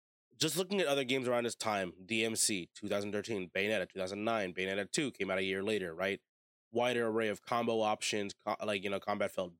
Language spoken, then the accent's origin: English; United States; I was born and raised in America